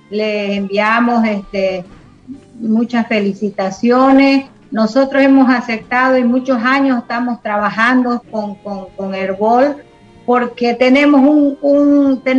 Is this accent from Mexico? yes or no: no; Pando, Bolivia; Bueno, este, nosotros eh, como, como bolivianos también, ¿no?